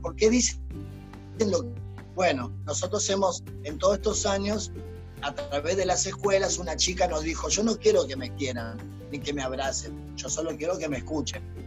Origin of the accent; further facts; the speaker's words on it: Argentina; also born or lived in Uruguay; nos vinimos a Argentina, vinimos a Argentina